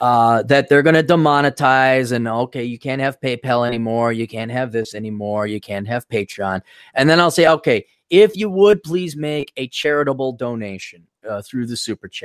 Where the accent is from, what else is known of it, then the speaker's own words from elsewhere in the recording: Milwaukee, Wisconsin, United States; I grew up in Milwaukee, and there's like a mini East Coast due to Chicago being there. So people think a lot of people thought I was like from New York.